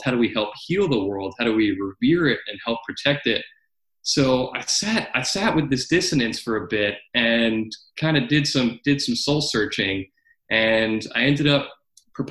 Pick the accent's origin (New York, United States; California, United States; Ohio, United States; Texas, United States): New York, United States; I came back to my home state of New York